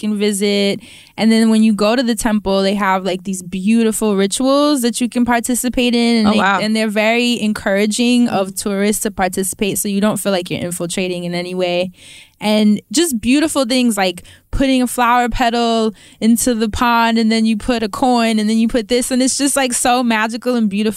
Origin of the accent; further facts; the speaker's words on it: New York City, New York, United States; I'm from Harlem